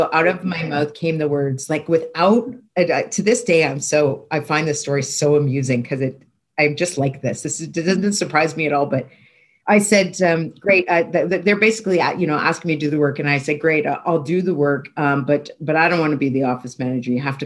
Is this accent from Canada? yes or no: yes; Toronto, Ontario, Canada; I grew up in Toronto.